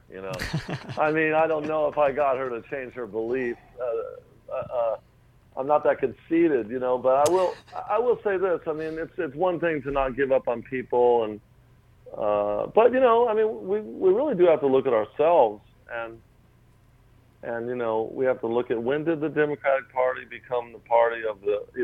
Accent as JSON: {"language": "English", "town": "La Habra", "region": "California", "country": "United States", "tie": "born or raised there", "said": "I grew up in a town called La Habra. I was born in born in Whittier, California. I grew up in a town called La Habra. It's right on the edge of the Orange Curtain there"}